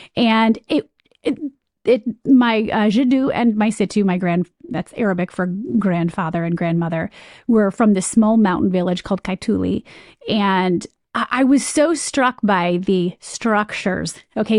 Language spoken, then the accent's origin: English; Michigan, United States; moved away as an adult; also born or lived in Ohio / Chicago / New York; I'm from Michigan